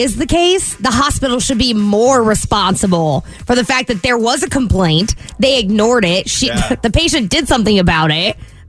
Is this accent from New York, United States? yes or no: no; Washington, United States; we're both from Washington State, born and raised